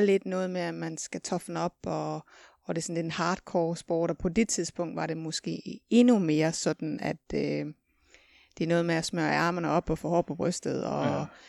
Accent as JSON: {"language": "Danish", "area": "West Jutland", "region": "Central Denmark Region", "country": "Denmark", "said": "nu kommer jeg fra Vestjylland"}